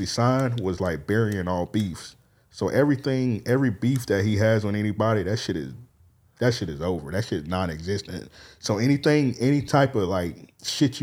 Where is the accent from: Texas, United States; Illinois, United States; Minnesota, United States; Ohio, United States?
Illinois, United States; Chicago; I'm from Chicago.